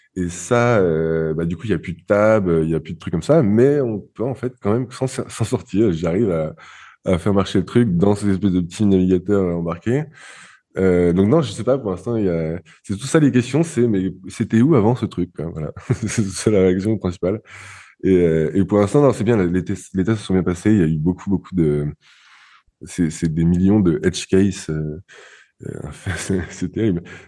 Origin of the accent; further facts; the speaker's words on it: France; now in Barcelona, Spain; je suis français